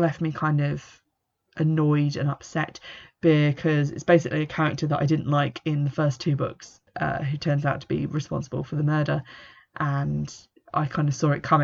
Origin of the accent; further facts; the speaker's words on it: England, United Kingdom; an English person who's into paganism